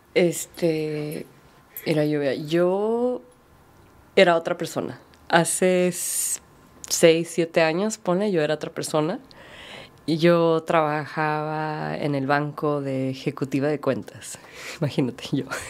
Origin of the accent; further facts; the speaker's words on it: United States; crecí como en, Estados Unidos, como minoría, como latina y mexicana